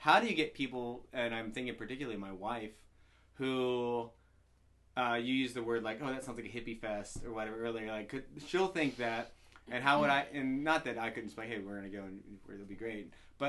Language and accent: English; the South, United States; I'm from the South.